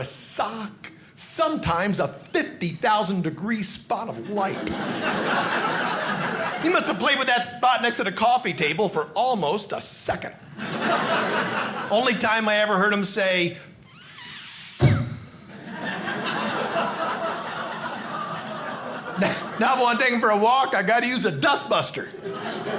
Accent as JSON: {"language": "English", "town": "Hornell", "region": "New York", "country": "United States", "tie": "born or raised there", "said": "when I was a little boy, growing up in Hornell, New York"}